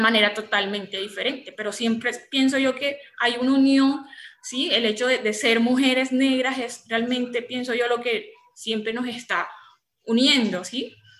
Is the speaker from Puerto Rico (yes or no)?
no; María La Baja, Bolívar, Colombia; Soy de, una región de Bolívar, en el Caribe, eh, de María la Baja, Bolívar